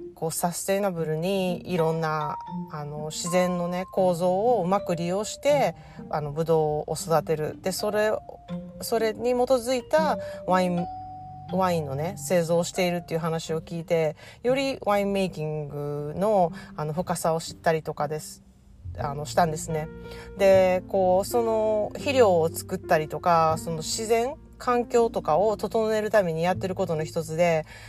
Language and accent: Japanese; Japan; also born or lived in California, United States; now in United States; 私が日本で育って日本のおもてなしをあの帰国するたびに感じて